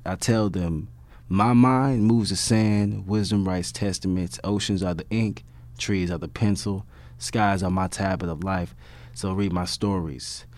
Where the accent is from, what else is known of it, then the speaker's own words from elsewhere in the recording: Compton, California, United States; I'm from Compton, California, in Los Angeles, East Compton.